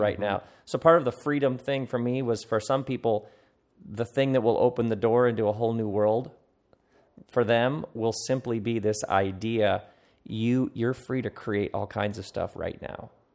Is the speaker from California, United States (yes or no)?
no; Okemos, Michigan, United States; I come from Okemos, Michigan.